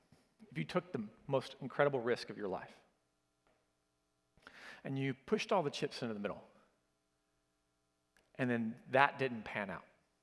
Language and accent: English; Oklahoma, United States; I grew up in Oklahoma, and so the better thing to put here is y'all, okay?